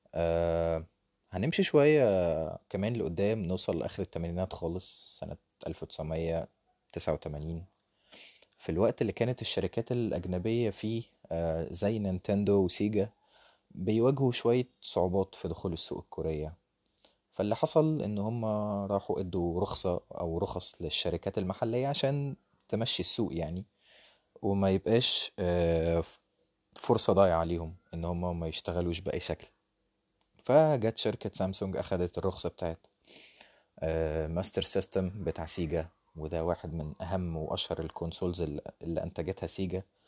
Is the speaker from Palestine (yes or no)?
no; Egypt; عندنا في مصر